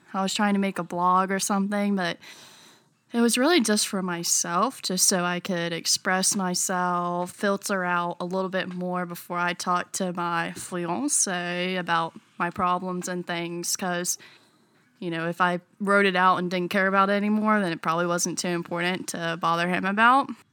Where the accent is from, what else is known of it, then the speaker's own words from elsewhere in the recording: North Carolina, United States; I am born and raised in North Carolina